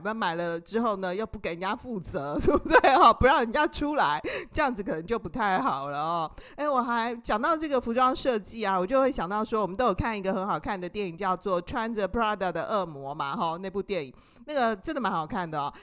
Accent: Taiwan; 我们台湾人啊。就是很容易受到这个电视广告的一个影响

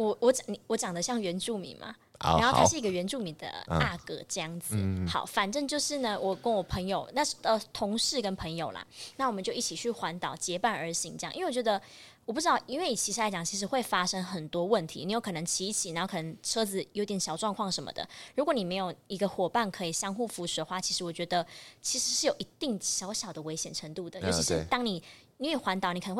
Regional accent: Taichung, Taiwan; 设定我是台中人，不用设定，我就是台中人

